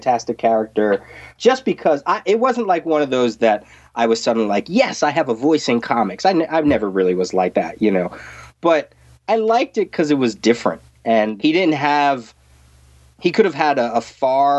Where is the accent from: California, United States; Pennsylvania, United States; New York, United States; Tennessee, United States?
Pennsylvania, United States; Reading; where I grew up in Reading, it does have a large Hispanic community